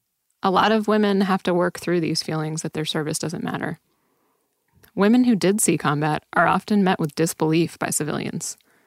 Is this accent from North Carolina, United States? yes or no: no; New York, United States; I grew up in New York and I graduated high school in 2002.